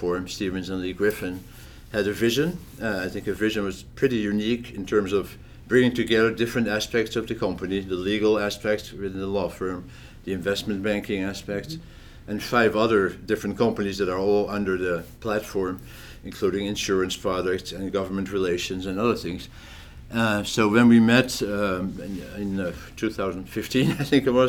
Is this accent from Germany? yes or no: no; Netherlands; also born or lived in France; now in Pennsylvania, United States; although I'm from the Netherlands originally